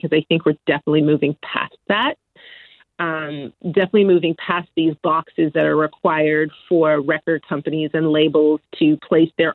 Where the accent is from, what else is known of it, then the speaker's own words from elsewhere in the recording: Edmonton, Alberta, Canada; growing up in Edmonton, there wasn't really anything for